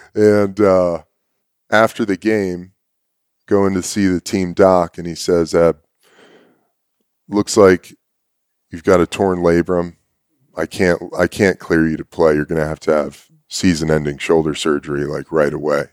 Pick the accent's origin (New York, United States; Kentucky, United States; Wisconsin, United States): New York, United States; New York City; I was born in New York City